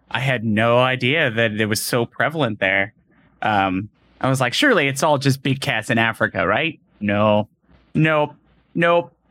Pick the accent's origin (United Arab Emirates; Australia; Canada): United Arab Emirates; in UAE, whatever. Like they're like, really, United Arab Emirates, really? And you're like, yeah.